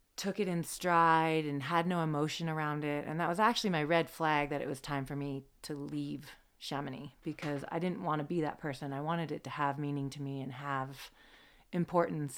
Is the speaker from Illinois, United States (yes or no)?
no; the Cascades, Washington, United States; I grew up in the Cascades